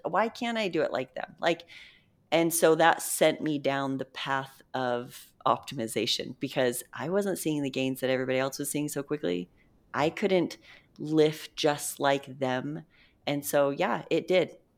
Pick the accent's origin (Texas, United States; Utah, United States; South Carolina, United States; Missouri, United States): Utah, United States; I'm from Utah